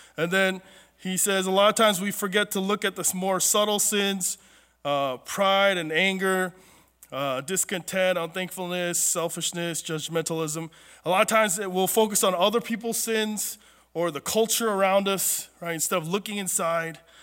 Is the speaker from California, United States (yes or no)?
yes; Southern California, United States; I grew up in Southern California where ever since we were little, there was always a drought